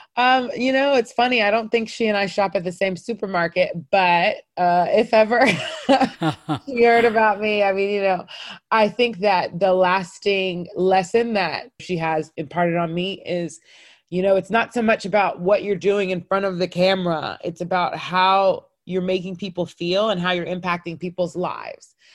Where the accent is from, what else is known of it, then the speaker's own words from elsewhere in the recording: North Cobb, Georgia, United States; I grew up in North Cobb. We were the only Black family in the neighborhood and therefore for sure the only African family.